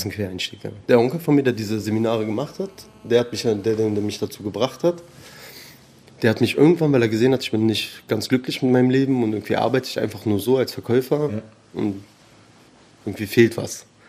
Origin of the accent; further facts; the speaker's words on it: Berlin, Germany; also born or lived in Tehran, Iran / Spandau / Charlottenburg; Eigentlich Berliner Perser, also ich bin hier groß geworden, in Teheran geboren.